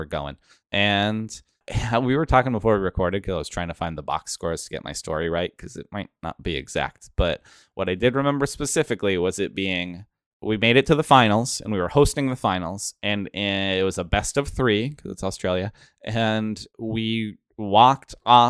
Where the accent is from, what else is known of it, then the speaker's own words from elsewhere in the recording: Pacific Northwest, United States; We're from the Pacific Northwest. So getting to go to the East Coast and see that together was cool.